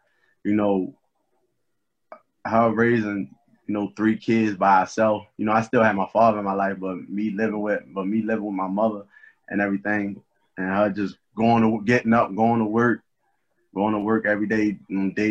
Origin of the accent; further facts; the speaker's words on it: Baltimore, Maryland, United States; growing up in Baltimore, it's crazy